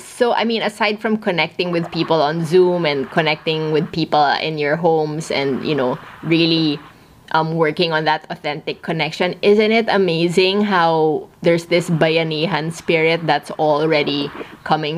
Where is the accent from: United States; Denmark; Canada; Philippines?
Philippines; we're both Filipino